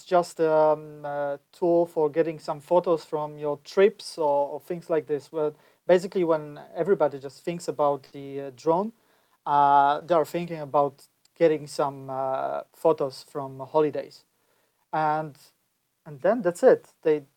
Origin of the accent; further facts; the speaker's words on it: Poland; I'm from Poland